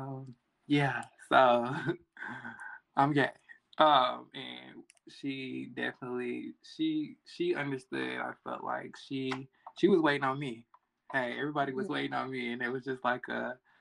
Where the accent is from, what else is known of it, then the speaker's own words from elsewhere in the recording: Charlotte, North Carolina, United States; I am from the South, Charlotte, North Carolina. So growing up in like middle school and elementary